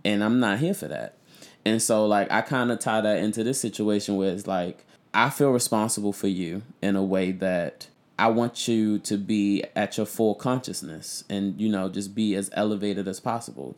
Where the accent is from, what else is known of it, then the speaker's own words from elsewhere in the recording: Baltimore, Maryland, United States; I'm from Baltimore